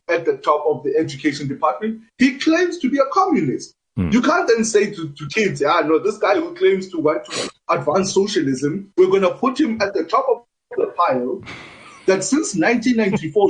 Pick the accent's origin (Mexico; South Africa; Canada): South Africa; Free State; I come from the Free State